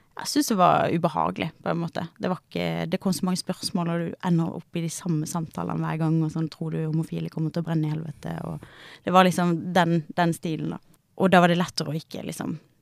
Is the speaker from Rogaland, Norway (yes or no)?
no; Kristiansand, Agder, Norway; moved away as an adult; also born or lived in Bergen; now in Oslo, Norway; Nå kommer jeg fra Sørlandet